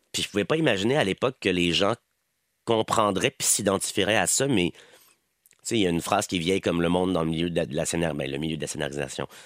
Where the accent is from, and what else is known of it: Quebec, Canada; accent: Québécois